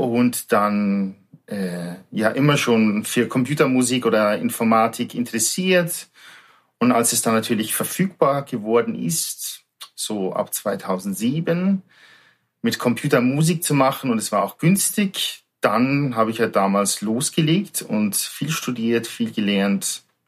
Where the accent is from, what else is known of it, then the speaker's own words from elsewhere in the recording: between Munich and Salzburg, Bavaria, Germany; moved away as an adult; also born or lived in Fuerteventura; Ich bin ein Südstaatler aus Bayern sozusagen, aus südlichen Ländern zwischen München und Salzburg aufgewachsen, ein kleines Dorf